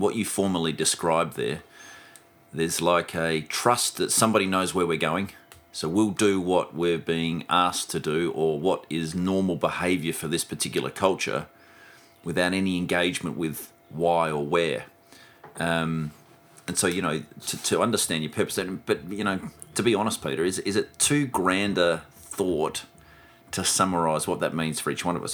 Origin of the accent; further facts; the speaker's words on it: Melrose, South Australia, Australia; moved away; when I grew up in Melrose or when I was farming up in Melrose